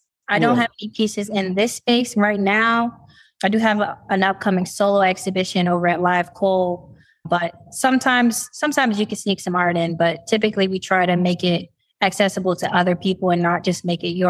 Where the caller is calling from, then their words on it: Detroit, Michigan, United States; Right now, I'm out here in Detroit, Michigan.